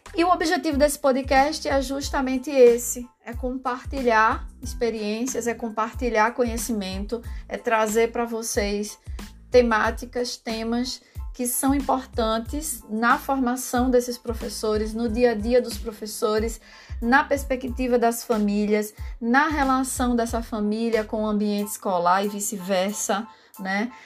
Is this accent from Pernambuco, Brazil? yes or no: yes; Recife, Pernambuco, Brazil; now in João Pessoa, Brazil; eu sou de Recife